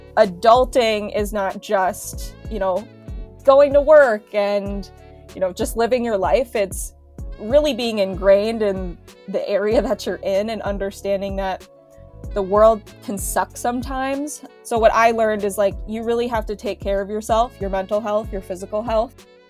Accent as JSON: {"language": "English", "town": "Minneapolis", "region": "Minnesota", "country": "United States", "tie": "born or raised there", "said": "I was going back to my hometown"}